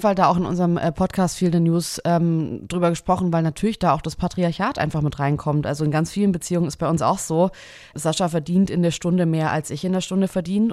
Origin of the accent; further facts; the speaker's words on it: near Kralsheim, Schwäbisch Hall, Baden-Württemberg, Germany; Ich bin richtig krass auf dem Land aufgewachsen. Also bei Kralsheim, das ist Schwäbisch Hall, das ist Baden-Württemberg noch an der Grenze zu Bayern